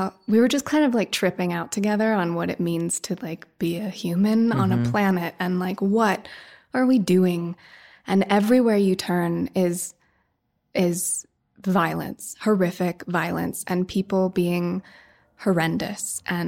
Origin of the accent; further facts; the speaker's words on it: Woody Creek, Colorado, United States; I grew up in Woody Creek, right near Hunter